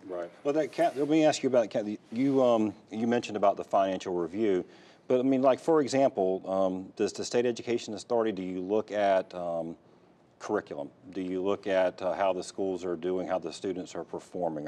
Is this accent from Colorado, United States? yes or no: no; Fayetteville, North Carolina, United States; my hometown, Fayetteville